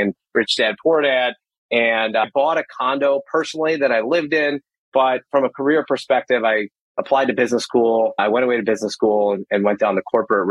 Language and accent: English; outside Chicago, Illinois, United States; I live right outside of Chicago, Illinois, right around the corner from where I grew up as well